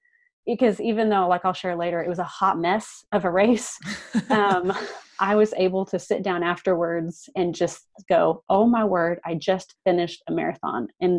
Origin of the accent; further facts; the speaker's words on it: Kansas City, Missouri, United States; also born or lived in Madrid, Spain; And I love Kansas City, but I was like, I don't want to do it in my hometown.